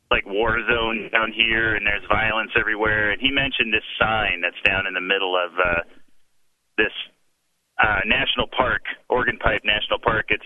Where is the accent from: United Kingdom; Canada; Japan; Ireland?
Japan; born there; I was not born in the United States. I was born in Japan. I was born an American citizen